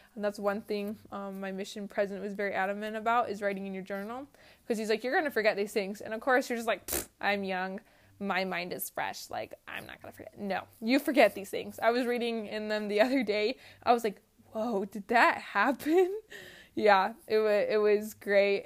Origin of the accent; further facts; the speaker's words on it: Georgia, United States; I was just from Georgia